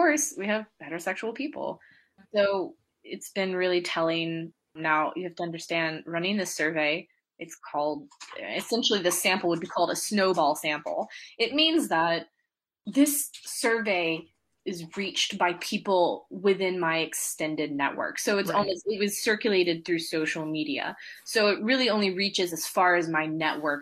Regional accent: Georgia, United States; moved away as an adult; I grew up in Georgia, in the US

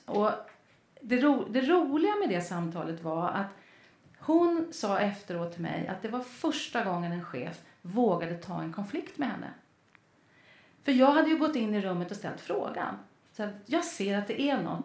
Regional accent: Lidingö, Stockholm County, Sweden; jag är uppvuxen på Lidingö

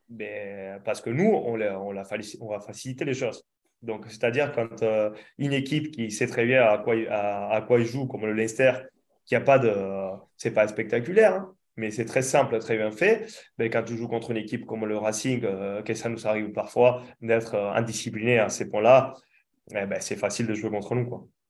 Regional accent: Argentina; now in France

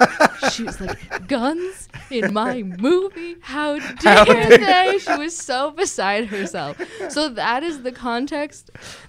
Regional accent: California, United States; as a Californian hippie pacifist coming to the table

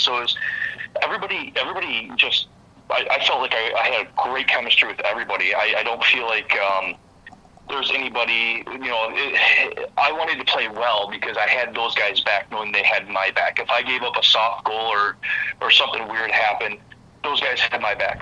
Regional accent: Vicksburg, Michigan, United States; I'm from the Kalamazoo area, a really small town actually called Vicksburg.

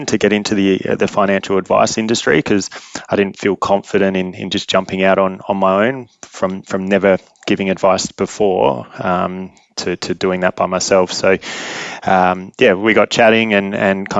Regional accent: Adelaide, South Australia, Australia; moved away as an adult; also born or lived in London; now in Perth, Australia; I grew up in Adelaide and then moved to Perth with Westpac at the time for a job

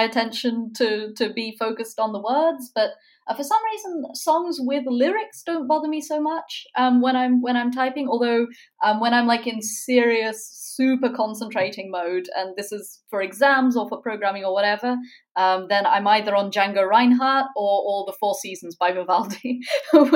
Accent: near Edinburgh, Scotland, United Kingdom; also born or lived in Oxford, United Kingdom; now in Berlin, Germany; I grew up near Edinburgh, where you currently are, and now I'm in Berlin

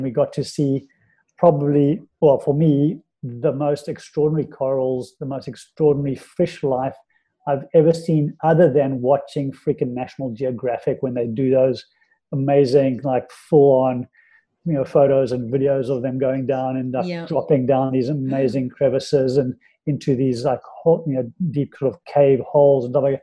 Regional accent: South Africa; moved away; being in South Africa and living in South Africa and growing up in South Africa

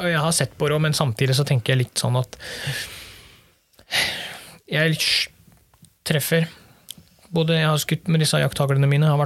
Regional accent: Møre og Romsdal, Norway; Nei, som sunnmøring så er det klart det, det sårer jo litt.

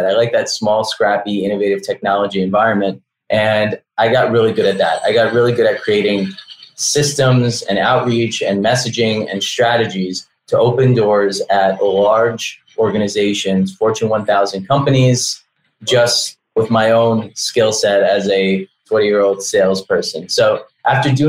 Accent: New York, United States; also born or lived in Belarus; now in Miami, United States; I grew up in New York. I was born in Belarus back when it was still the Soviet Union.

